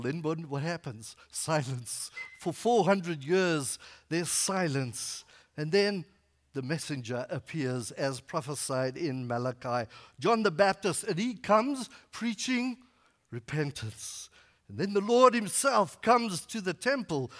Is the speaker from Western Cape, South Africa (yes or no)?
no; Northern KwaZulu-Natal, South Africa; moved away; I grew up in Northern KwaZulu-Natal, which is in South Africa